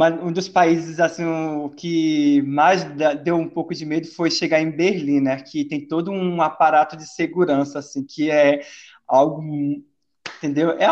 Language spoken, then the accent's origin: Portuguese; Pará, Brazil; also born or lived in Goiás; now in Portugal; Assim eu consigo fazer uma referência de que eu vim do Pará, fui para o interior de Goiás e saí do Brasil para ir para o interior é, de Portugal, uma cidade histórica, né?